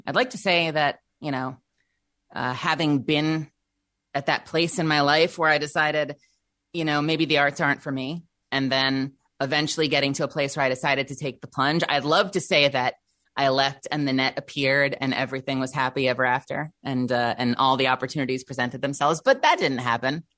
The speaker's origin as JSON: {"language": "English", "area": "Eastern Long Island", "region": "New York", "country": "United States", "tie": "born or raised there", "also_born_or_lived": "Brooklyn, New York", "said": "I lived most of my life in Brooklyn, but I was raised out on Eastern Long Island"}